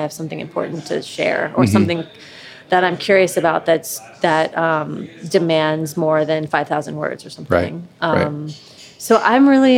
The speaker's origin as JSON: {"language": "English", "town": "Camp Dennison", "region": "Ohio", "country": "United States", "tie": "born or raised there", "also_born_or_lived": "Oakland, California / New York", "moved": "as an adult", "said": "I grew up in Camp Denison out east, like near Milford and Indian Hill"}